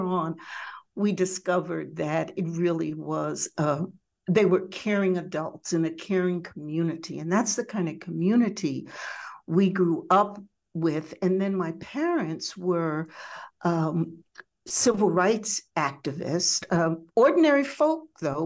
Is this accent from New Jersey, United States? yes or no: yes; Jersey Shore, New Jersey, United States; moved away as an adult; now in Detroit, United States; originally from the Jersey Shore, which I must admit is still a piece of my heart